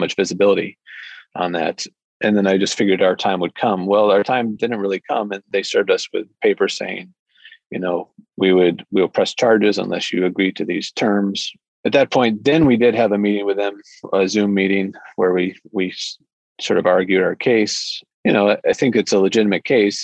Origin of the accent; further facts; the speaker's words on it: Michigan, United States; moved away as an adult; also born or lived in Washington, D.C. / Fort Hood, Texas; now in Bellingham, United States; I grew up in Michigan and then uh, went to school in Michigan